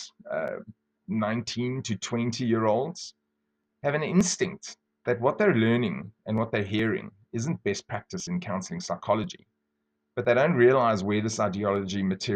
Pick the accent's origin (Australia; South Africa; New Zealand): South Africa; I grew up very poor in South Africa